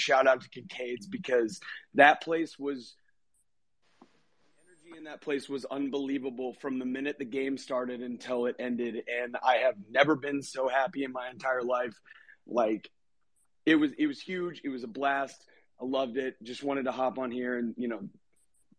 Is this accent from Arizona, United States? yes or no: no; Texas, United States; now in Chicago, United States; I'm from Texas